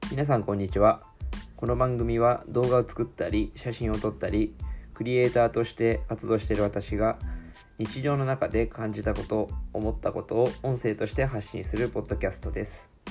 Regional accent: Shizuoka, Japan; 私は静岡生まれ静岡育ち

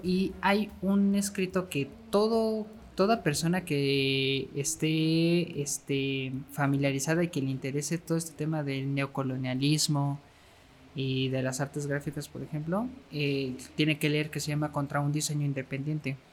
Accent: Mexico; nosotros como mexicanos

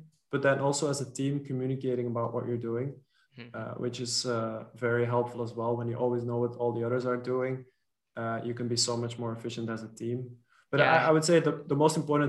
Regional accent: Belgium; first language Dutch; English is a second language; also born or lived in French-speaking part of Belgium; in Belgium, we have two or three national languages. My mother tongue is Dutch. When I was a kid, we lived in the French-speaking part

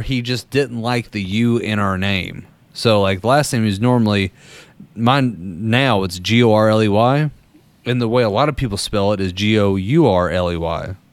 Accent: Danville, Kentucky, United States; I'm from Danville, which is in the middle of uh, Boyle County in the middle of uh, Kentucky

